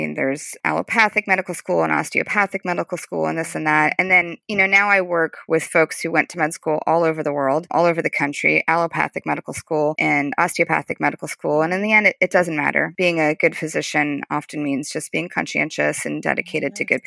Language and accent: English; California, United States; moved away as an adult; also born or lived in Brooklyn, New York / New York; I grew up in California and my parents dropped me off at med school in New York